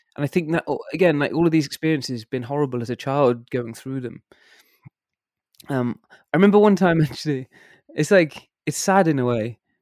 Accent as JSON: {"language": "English", "town": "Worcester", "region": "West Midlands", "country": "United Kingdom", "tie": "born or raised there", "moved": "as an adult", "lives_now": "Germany", "said": "I was born and grew up in a place called Worcester"}